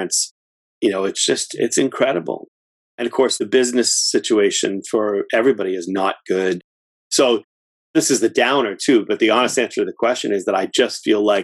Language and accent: English; Framingham, Massachusetts, United States; I'm in Massachusetts, born and raised, and lived here for all but 3 years of my life. I grew up in Framingham, Massachusetts